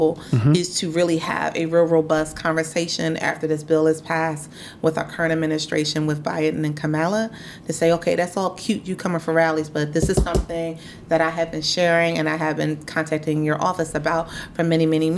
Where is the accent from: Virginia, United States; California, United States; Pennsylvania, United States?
Pennsylvania, United States; Philadelphia; Born and raised. I'm born and raised in Philadelphia